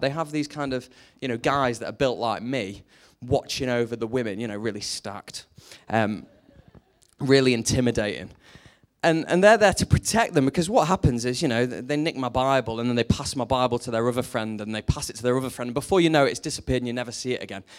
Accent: Lancashire, North West England, United Kingdom

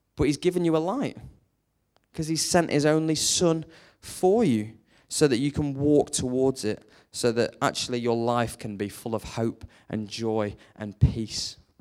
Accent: Lancashire, North West England, United Kingdom

